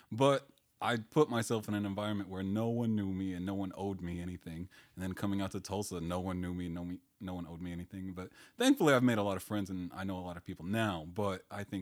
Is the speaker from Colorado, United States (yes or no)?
yes; Colorado, United States; Again, I'm from Colorado. I would have nothing to say.